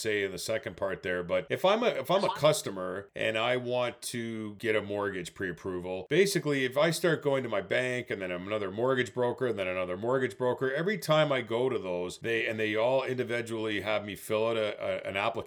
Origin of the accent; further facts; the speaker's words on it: Canada; as a Canadian